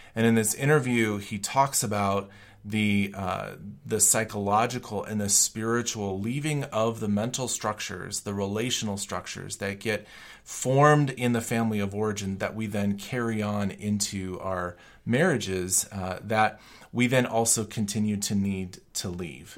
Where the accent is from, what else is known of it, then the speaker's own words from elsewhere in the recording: Colorado, United States; moved away as an adult; also born or lived in Chicago / Germany; I was from Colorado